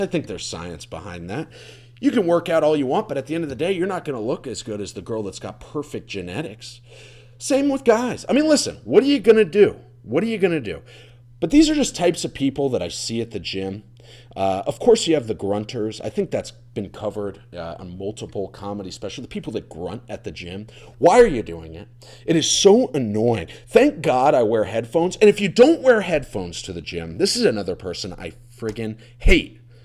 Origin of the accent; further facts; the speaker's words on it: Florida, United States; moved away as an adult; I'm from Florida